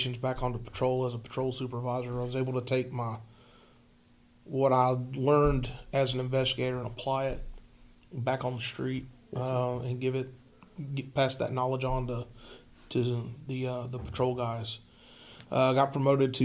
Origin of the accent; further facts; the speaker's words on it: Riverdale, Georgia, United States; also born or lived in Coweta County, Georgia; Born and raised in Riverdale